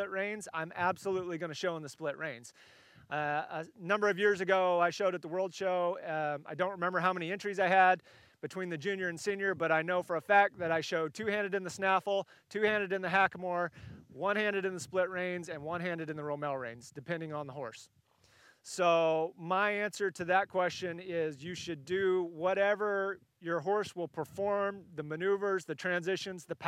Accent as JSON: {"language": "English", "region": "California", "country": "United States", "tie": "born or raised there", "moved": "yes", "said": "I'm a West Coast guy originally. I grew up in California"}